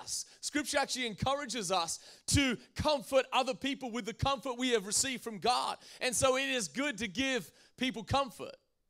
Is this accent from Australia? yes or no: yes; Australia; now in United States; I come from Australia